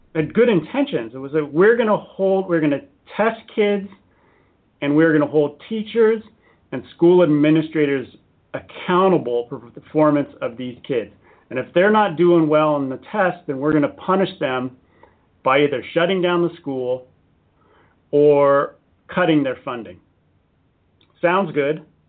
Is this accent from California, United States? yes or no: yes; San Diego, California, United States; I'm an American. I was born in, in San Diego.